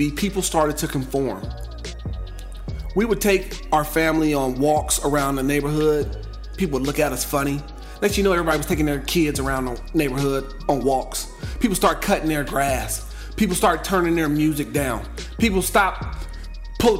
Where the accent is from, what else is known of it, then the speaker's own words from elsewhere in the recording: Gardena, California, United States; also born or lived in South Central LA; I was from the South Bay. I'm from, you know, Gardena, Hawthorne area